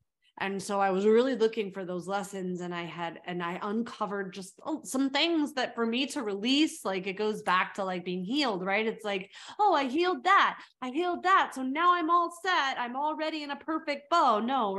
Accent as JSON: {"language": "English", "country": "South Africa", "tie": "born there", "said": "So I was born in South Africa."}